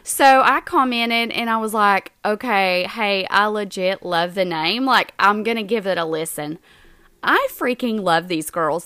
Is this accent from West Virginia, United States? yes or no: yes; Southern West Virginia, United States; we're from Southern West Virginia